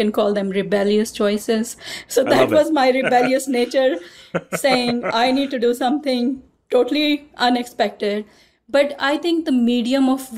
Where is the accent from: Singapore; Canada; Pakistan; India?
Pakistan; moved away; I grew up in Pakistan in a male-dominated society